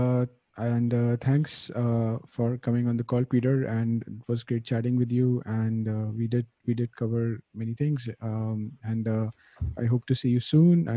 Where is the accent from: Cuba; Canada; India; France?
India; I'm from India